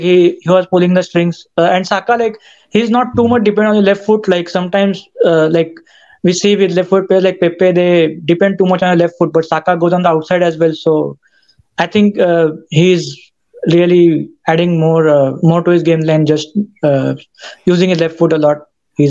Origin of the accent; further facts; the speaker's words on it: India; moved away as an adult; now in Alabama, United States; Yeah, actually, I'm in the U.S. now. I shifted from India for studying. So, yeah, my first few months in the U.S.